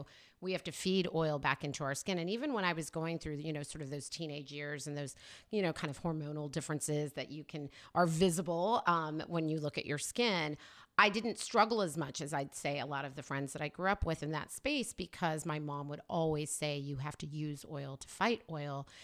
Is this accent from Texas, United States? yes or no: no; Oklahoma, United States; moved away as an adult; also born or lived in New York; now in California, United States; raised in Oklahoma